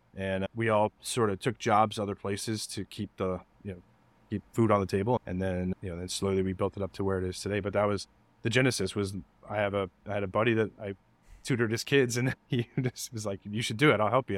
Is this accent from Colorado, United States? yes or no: yes; Denver, Colorado, United States; moved away as an adult; also born or lived in Kansas / Nebraska; I moved to Denver when I was seven years old. Um, grew up there